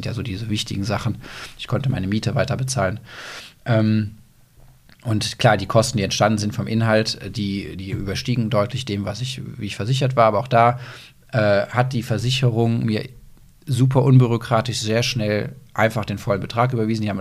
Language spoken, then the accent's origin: German; Aachen, North Rhine-Westphalia, Germany; Aber ich bin so das in Köln-Münster verwurzelt. Das ist halt meine Heimat.